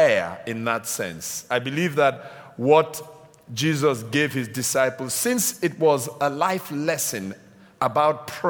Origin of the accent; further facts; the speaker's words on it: Nigeria; now in United Kingdom; I'm Nigerian by birth. I'm British now. Well, British Nigerian.